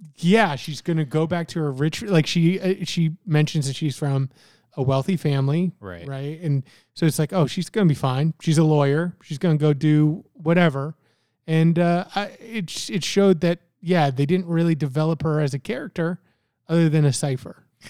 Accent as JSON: {"language": "English", "region": "Florida", "country": "United States", "tie": "born or raised there", "also_born_or_lived": "Canada", "moved": "as an adult", "lives_now": "Virginia Beach, United States"}